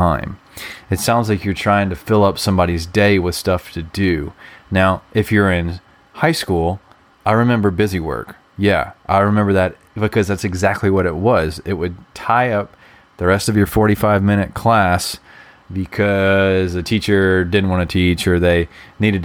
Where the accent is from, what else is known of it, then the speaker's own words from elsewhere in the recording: Alabama, United States; I'm also from Alabama too